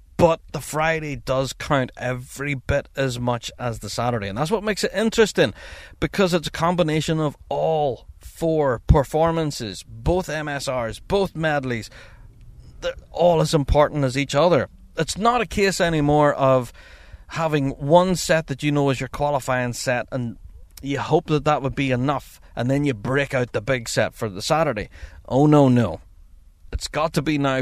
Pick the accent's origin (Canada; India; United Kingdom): United Kingdom; Northern Ireland; I'm from Northern Ireland